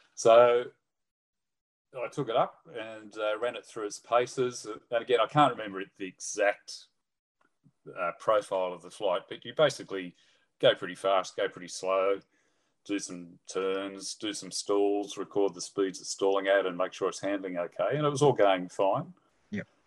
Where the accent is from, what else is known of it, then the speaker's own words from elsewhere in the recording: Sydney, New South Wales, Australia; also born or lived in England; mum, dad, me, and my brother settled in Sydney, and that's where I basically grew up and did all my schooling